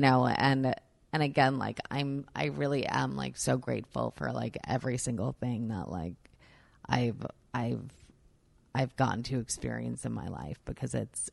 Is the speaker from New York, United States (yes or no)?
yes; New York, United States; I'm a New Yorker